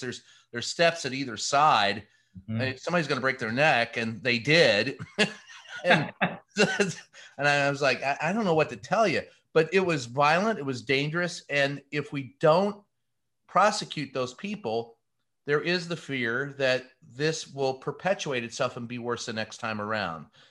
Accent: Louisville, Kentucky, United States; I grew up in Louisville, Kentucky. So little, uh, uh you know, Lebanese boy

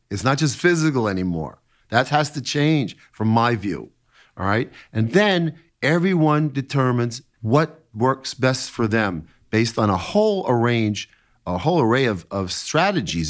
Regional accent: New York City, New York, United States; I was quite an athlete when I was growing up in New York City

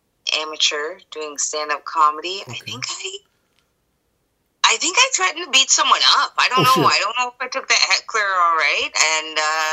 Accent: Jamaica; I'm Jamaican, right? That's my background. Okay. But I'm so afraid of all these Jamaicans.

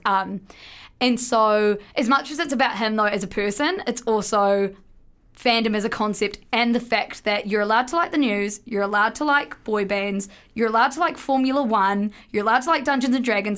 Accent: New Zealand; we're both from New Zealand.

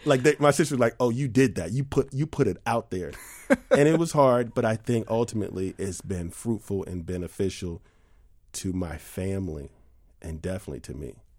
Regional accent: New York City, New York, United States; I grew up in New York City.

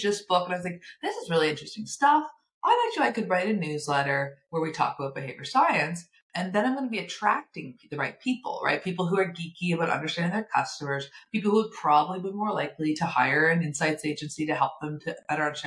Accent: Nova Scotia, Canada; I'm from Nova Scotia, so we're both in Canada.

